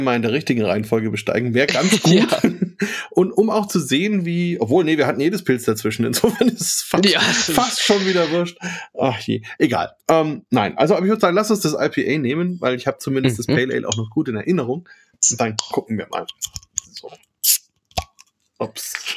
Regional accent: Franconia, Bavaria, Germany; ich komme allerdings auch aus Franken

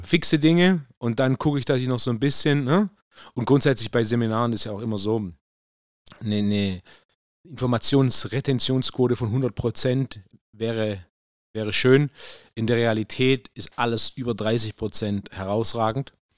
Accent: Swabia, Germany; als richtiger Schwabe

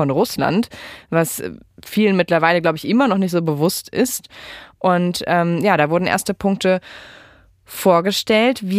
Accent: Rhineland-Palatinate, Germany; ich komme ja aus Rheinland-Pfalz

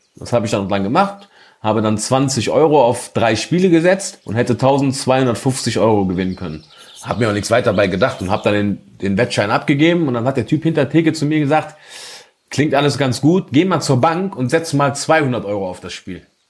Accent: North Rhine-Westphalia, Germany; bei uns in Nordrhein-Westfalen

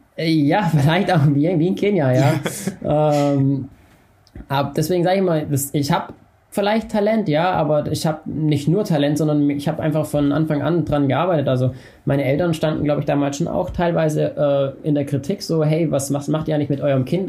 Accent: Unterkirnach, Baden-Württemberg, Germany; ich komme aus dem Schwarzwald und bin beim FC Alemannia unter Kirnach damals gelaufen

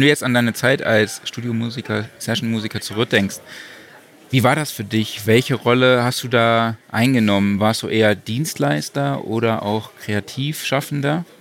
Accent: Saarland, Germany; ich komme auch aus dem Saarland

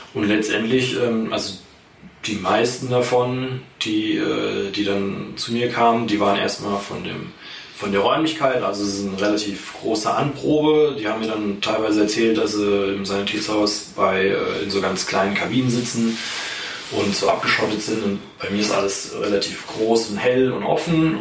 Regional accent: Schlüchtern, Hesse, Germany; ich hier in Schlüchtern äh, groß geworden bin

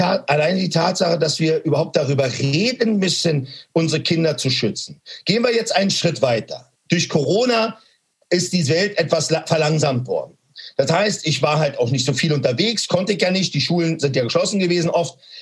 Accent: Berlin, Germany; Ich bin in Berlin-Neukölln groß geworden.

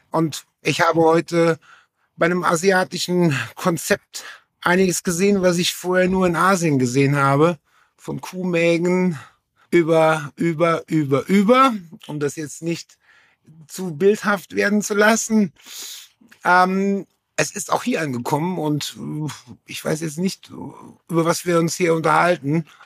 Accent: Saarland, Germany; Georg sagte das Saarland und ich komme aus der Nähe von Schengen, das ist das Dreiländereck.

